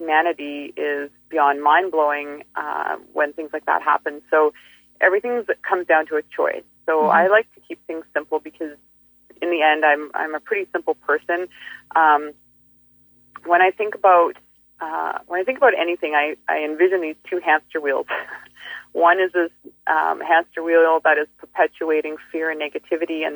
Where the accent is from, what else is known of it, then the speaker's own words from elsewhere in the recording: Fairmont Hot Springs, British Columbia, Canada; moved away; I'm from the Kootenays